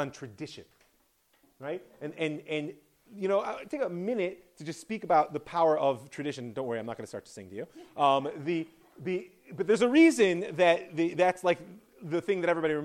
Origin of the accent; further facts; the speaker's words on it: United States; being an American